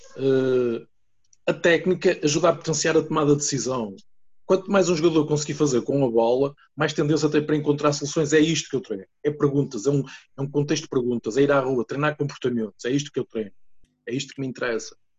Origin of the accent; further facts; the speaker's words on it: Santa Maria da Feira, Aveiro District, Portugal; eu sou de uma aldeia do, do Conselho de Santa Maria da Feira e de uma freguesia que se chama Sangueiro